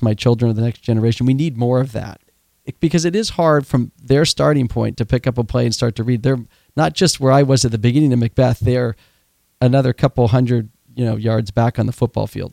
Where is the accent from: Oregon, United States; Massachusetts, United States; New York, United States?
Oregon, United States; I grew up in Oregon